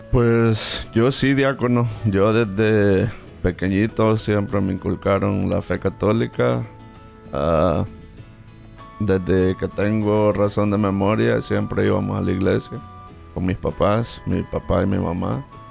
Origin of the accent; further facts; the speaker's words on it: El Salvador; soy salvadoreño